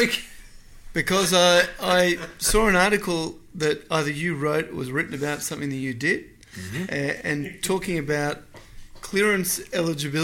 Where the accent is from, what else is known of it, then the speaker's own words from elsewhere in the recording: Melbourne, Victoria, Australia; now in Darwin, Australia; I'm originally from Melbourne